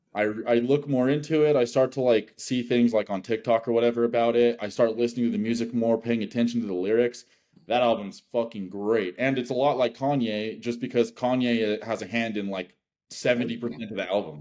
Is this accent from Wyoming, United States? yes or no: yes; Wyoming, United States; I'm from Wyoming